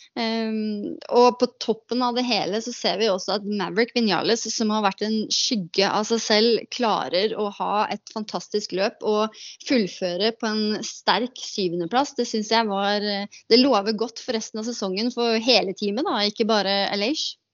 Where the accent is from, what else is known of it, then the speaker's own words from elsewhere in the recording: Norway; moved away as an adult; also born or lived in United States; hjemme i Norge